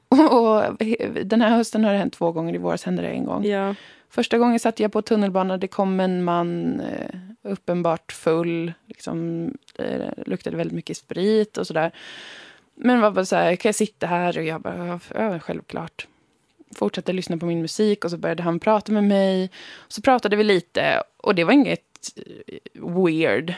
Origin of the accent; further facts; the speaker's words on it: Umeå, Västerbotten County, Sweden; Umeå, där jag har vuxit upp, ligger ju i Sápmi